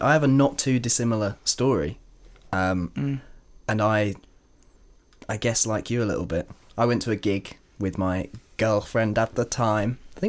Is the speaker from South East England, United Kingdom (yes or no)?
yes; Brighton, South East England, United Kingdom; also born or lived in London; I like the fact that we're from Brighton, like an hour away.